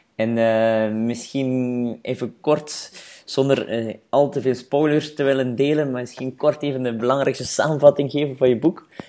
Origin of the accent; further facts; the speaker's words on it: Flanders, Belgium; bij ons in Vlaanderen